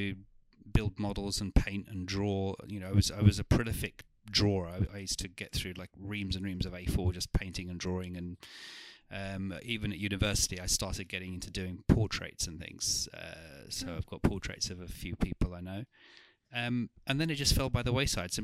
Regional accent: London, United Kingdom; also born or lived in Turkey; I was born in Turkey. I came over here when I was about three, and spent the first formative years of my life in North London, in Wood Green and Haringey, where the Turkish community was

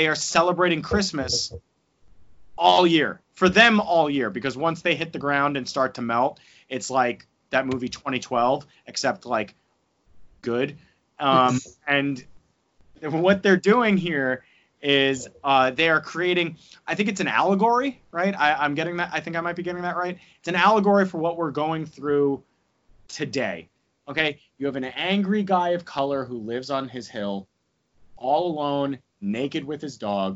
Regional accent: New Jersey, United States; accent: New Jersey; I have a terrible British accent because I'm from New Jersey

